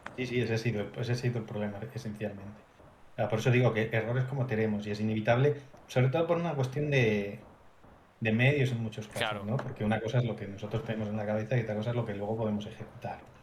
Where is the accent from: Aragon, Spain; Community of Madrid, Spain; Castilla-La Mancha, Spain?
Community of Madrid, Spain; Madrid; ambos somos de Madrid